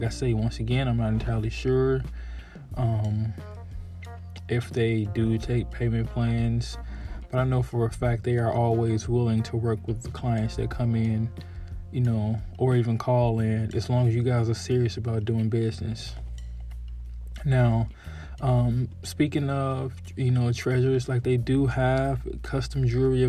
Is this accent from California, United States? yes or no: no; Chicago, Illinois, United States; my hometown, Chicago